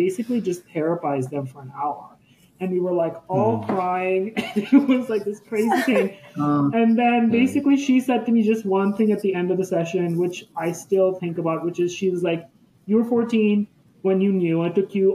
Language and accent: English; India; moved away as an adult; also born or lived in Los Angeles, United States; growing up in India